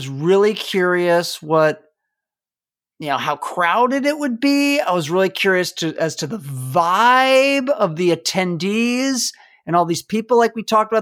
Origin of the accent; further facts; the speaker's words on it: Washington, District of Columbia, United States; I'm from Washington, D.C.